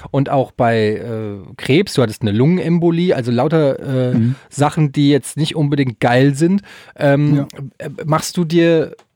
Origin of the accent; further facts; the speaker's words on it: Germany; Wir als Deutsche